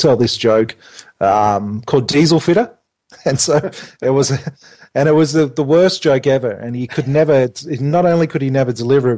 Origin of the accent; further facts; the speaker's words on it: Australia; we're very Australian.